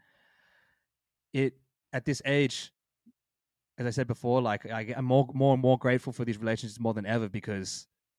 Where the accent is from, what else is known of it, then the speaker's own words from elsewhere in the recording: Australia; We're literally from Australia, and you can't even leave your house.